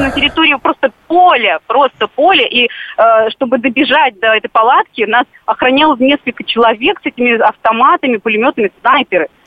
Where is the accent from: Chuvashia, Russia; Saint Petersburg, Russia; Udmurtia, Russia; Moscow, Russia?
Chuvashia, Russia; А, в прошлом году моя подруга, я из Чуваши, моя подруга отдыхала